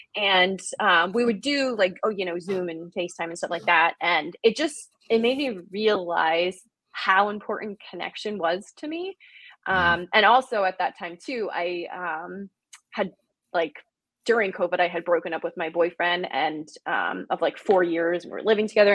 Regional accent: New Jersey, United States; moved away; I am originally from New Jersey.

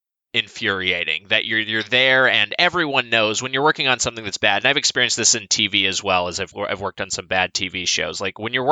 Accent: Southern California, United States; I'm from Southern California, where I still reside

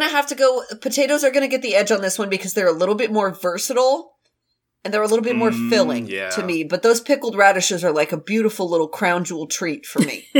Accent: United States; I'm gonna have to go with potatoes because I'm very American.

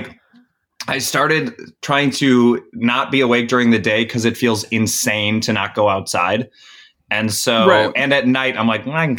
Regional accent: Chicago, Illinois, United States; I grew up in Chicago.

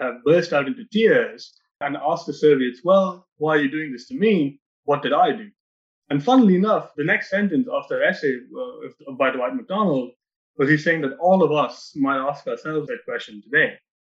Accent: Mumbai, Maharashtra, India; now in Sitka, United States; I grew up in Bombay in India

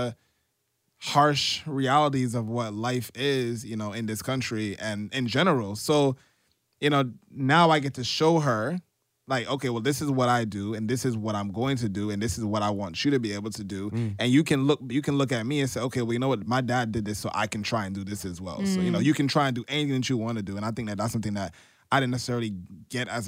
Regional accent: New York City, New York, United States; I grew up in Canarsie, Brooklyn, for those out of New York City.

